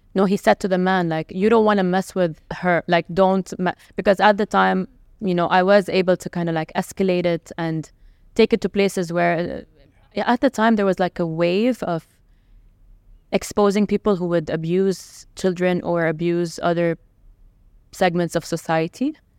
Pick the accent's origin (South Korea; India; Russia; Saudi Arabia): Saudi Arabia; Jeddah, Makkah Province; also born or lived in Lebanon / Riyadh; now in Dubai, United Arab Emirates; my hometown. To back to Jeddah